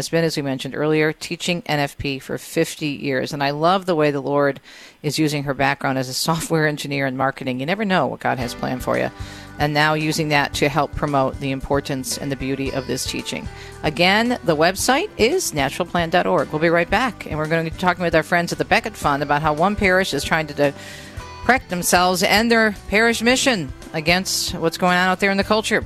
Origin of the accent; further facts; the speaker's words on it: Michigan, United States; a parish in my home state in the Diocese of Lansing, Michigan